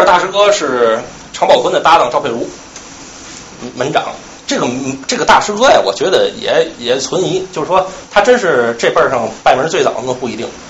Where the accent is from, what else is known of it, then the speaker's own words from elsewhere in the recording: Tianjin, China; 大家知道我是天津人